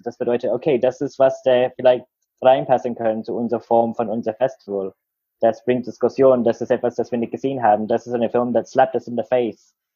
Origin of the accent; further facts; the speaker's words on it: Australia; German is a second language; moved away as an adult; now in Berlin, Germany; wo ich aufgewachsen war in Australien